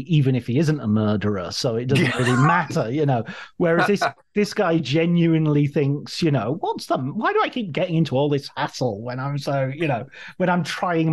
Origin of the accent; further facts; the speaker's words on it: Cumbria, North West England, United Kingdom; growing up in Cumbria